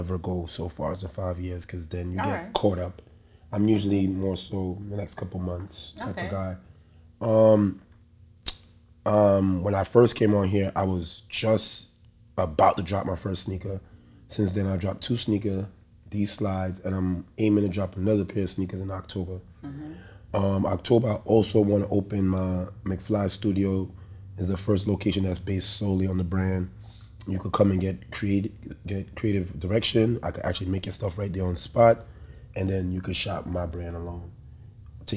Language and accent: English; New York City, New York, United States; I'm a boy from the Bronx